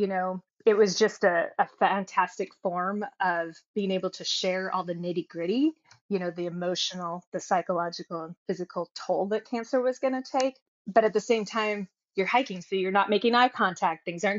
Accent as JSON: {"language": "English", "region": "Oregon", "country": "United States", "said": "So he's from Washington State. I'm from Oregon."}